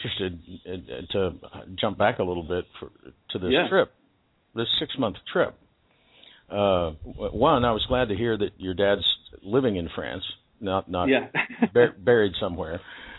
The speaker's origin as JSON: {"language": "English", "region": "Texas", "country": "United States", "tie": "born or raised there", "said": "40 years ago when I was 10. You didn't really see that in where I lived in Texas."}